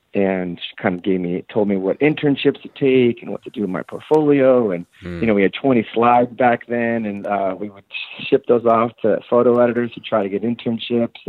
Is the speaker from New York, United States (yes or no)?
no; Oakland, California, United States; also born or lived in Miami, Florida; when I was five, we moved out to California, and I grew up in Oakland and went to all Oakland public schools